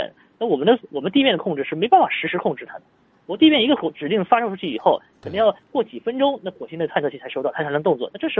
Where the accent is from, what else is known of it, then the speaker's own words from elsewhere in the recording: China; 这些东西都是我们中国人所需要采集的一些数据